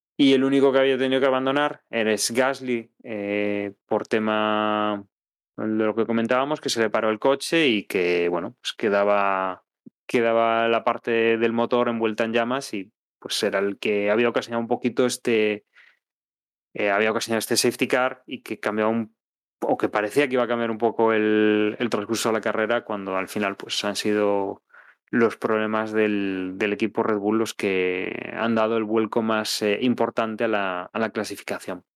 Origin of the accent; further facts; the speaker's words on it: Spain; somos españoles